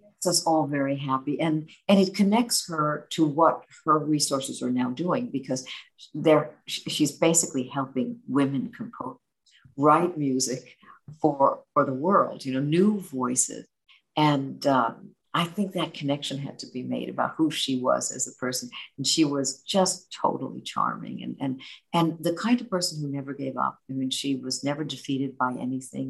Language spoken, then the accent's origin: English; New York City, New York, United States; Growing up in New York City